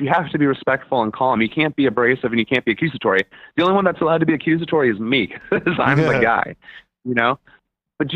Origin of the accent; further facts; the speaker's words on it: Germany; now in United States; I'm from Germany originally.